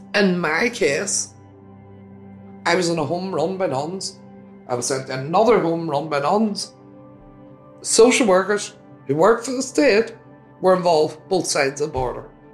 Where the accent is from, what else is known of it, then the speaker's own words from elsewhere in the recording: Derry, Northern Ireland, United Kingdom; Derry, my hometown